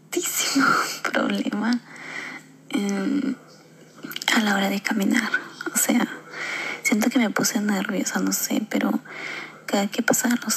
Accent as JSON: {"language": "Spanish", "country": "Peru", "said": "Soy de Perú."}